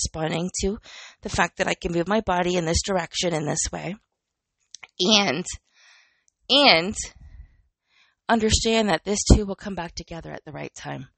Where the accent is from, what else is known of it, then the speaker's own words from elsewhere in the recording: Canada; I'm Canadian